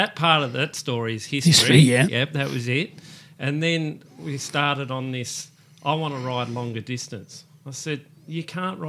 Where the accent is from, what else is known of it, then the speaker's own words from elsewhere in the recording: Police Road, Victoria, Australia; we grew up on Police Road there